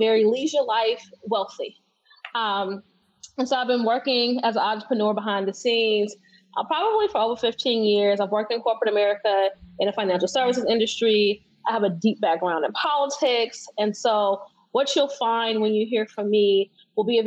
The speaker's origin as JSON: {"language": "English", "town": "Chicago", "region": "Illinois", "country": "United States", "said": "I'm from Chicago"}